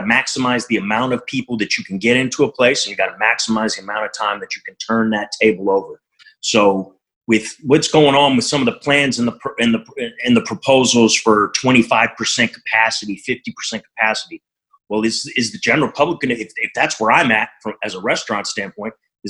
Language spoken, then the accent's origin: English; Montreal, Quebec, Canada; now in Berkeley, United States